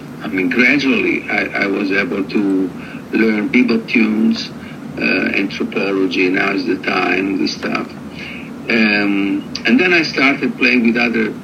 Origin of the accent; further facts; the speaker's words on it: Rome, Lazio, Italy; I was born in Rome, in Italy, that is quite far away from California, from the United States, and as a European jazz musician